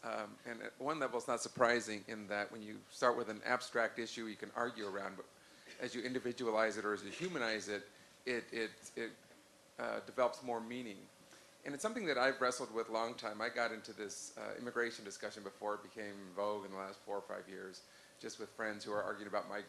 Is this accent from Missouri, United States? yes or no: no; Santa Fe, New Mexico, United States; moved away as an adult; also born or lived in Stanford; I grew up in Santa Fe, New Mexico, and, you know, I grew up, I came to Stanford